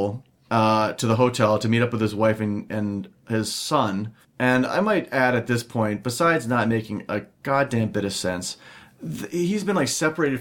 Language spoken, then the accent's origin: English; Minnesota, United States; we're from Minnesota